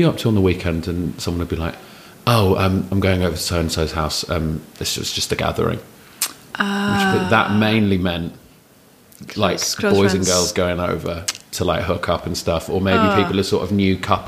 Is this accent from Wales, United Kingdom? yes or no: no; London, United Kingdom; also born or lived in Hammersmith / Wandsworth / Raynes Park / Wimbledon; I grew up in southwest London.